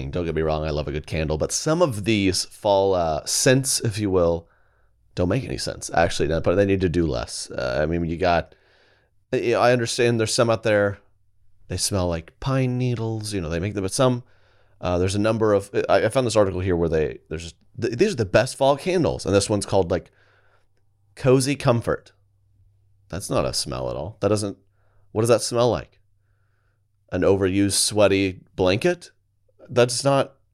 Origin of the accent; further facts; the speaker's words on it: Colorado, United States; I'm from Colorado.